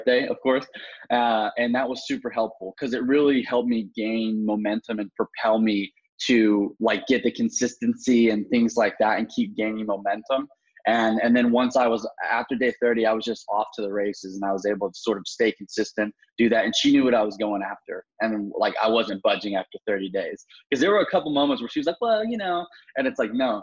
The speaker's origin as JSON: {"language": "English", "town": "Atlanta", "region": "Georgia", "country": "United States", "moved": "yes", "said": "I'm originally from Atlanta"}